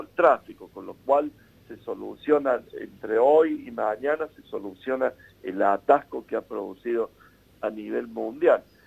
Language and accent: Spanish; Argentina; Lo vemos nosotros como argentinos